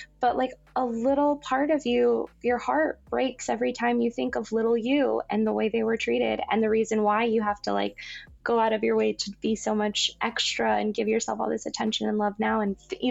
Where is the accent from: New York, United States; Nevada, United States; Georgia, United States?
Nevada, United States; Las Vegas; also born or lived in Southern California; now in Los Angeles, United States; I grew up in Las Vegas